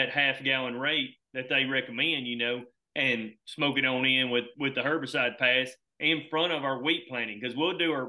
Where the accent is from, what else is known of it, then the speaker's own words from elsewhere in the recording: Alabama, United States; I'm from Alabama